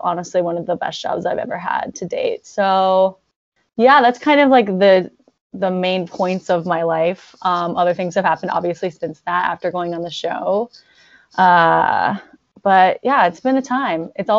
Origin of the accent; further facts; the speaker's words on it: Virginia Beach, Virginia, United States; moved away; born and raised in Virginia Beach, Virginia.